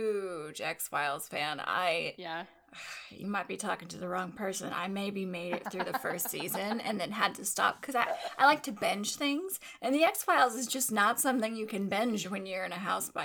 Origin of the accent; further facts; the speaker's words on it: Texas, United States; I'm from Texas.